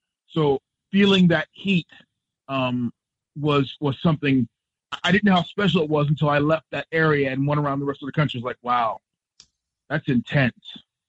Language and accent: English; New Jersey, United States; moved away; growing up in the Northeast in New Jersey and not experiencing the South in any way